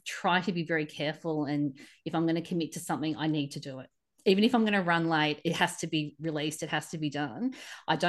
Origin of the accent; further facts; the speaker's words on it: Australia; as a Aussie traveling there